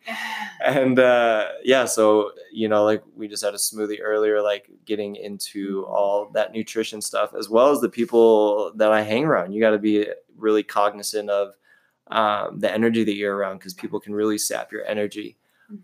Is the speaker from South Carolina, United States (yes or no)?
no; San Diego, California, United States; now in Huntington Beach, United States; I am from San Diego. Um, I now live in the beautiful Huntington Beach, California